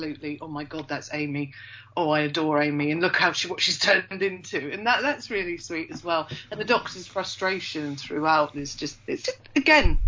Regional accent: Yorkshire and the Humber, United Kingdom; I am from Yorkshire.

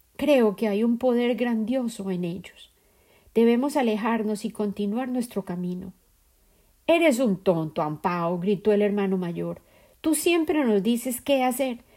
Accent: Colombia; la sociedad dentro de la cual crecí en Colombia

